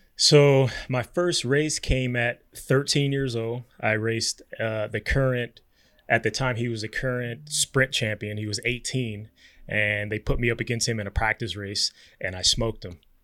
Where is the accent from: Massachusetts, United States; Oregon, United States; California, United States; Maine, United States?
California, United States; Compton; I grew up in Compton, California.